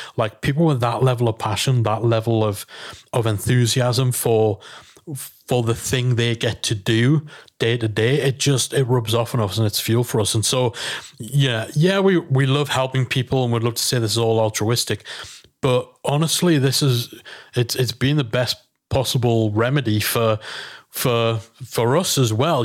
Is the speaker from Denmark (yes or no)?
no; England, United Kingdom; we're English